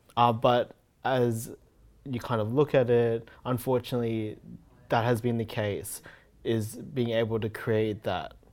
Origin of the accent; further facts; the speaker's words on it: Brisbane, Queensland, Australia; also born or lived in Canada; not being born in Australia, but then being raised in Australia